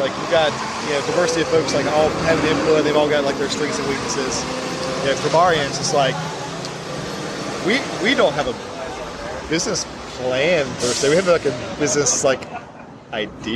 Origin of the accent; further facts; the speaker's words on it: Climax, North Carolina, United States; I grew up in Climax, North Carolina, which is south of Greensboro